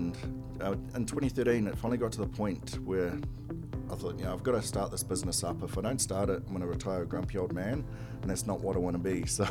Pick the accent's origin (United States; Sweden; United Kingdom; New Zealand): New Zealand; Christchurch, Canterbury; moved away as an adult; also born or lived in Australia; now in Edmonton, Canada; So I grew up in Christchurch, New Zealand. Lived my whole life there, a couple of years when I was younger, a little bit in Aussie, but mostly in Christchurch. Moved to Canada in 2006 to travel the world.